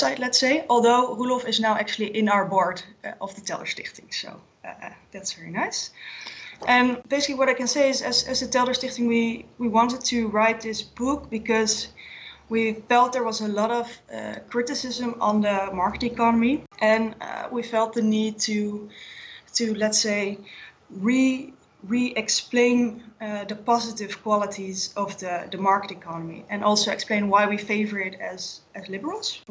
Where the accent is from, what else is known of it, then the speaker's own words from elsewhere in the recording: eastern Netherlands, Netherlands; English is a second language; moved away as an adult; also born or lived in Leiden, Netherlands; now in The Hague, Netherlands; I am from the Netherlands. I'm 29 years old. I grew up more in the east part of the Netherlands.